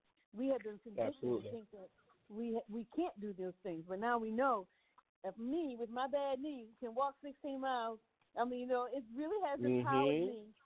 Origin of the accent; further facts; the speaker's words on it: Virginia, United States; now in New Orleans, United States; I'm from Virginia